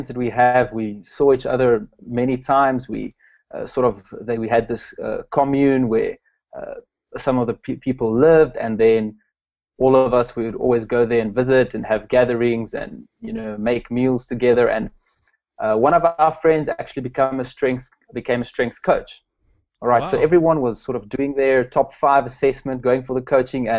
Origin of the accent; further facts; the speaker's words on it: Pretoria, Gauteng, South Africa; now in Klerksdorp, South Africa; I'm from South Africa, a little town called Klerksdorp. Originally grew up in Pretoria